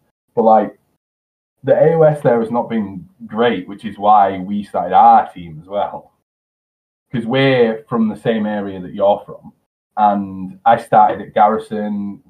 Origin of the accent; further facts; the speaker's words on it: Selby, Yorkshire and the Humber, United Kingdom; I'm also from York. Well, I'm from Selby, which is just outside York.